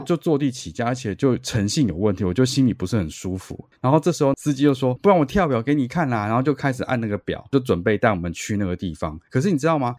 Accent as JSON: {"language": "Chinese", "country": "Taiwan", "said": "我回答我是台湾人"}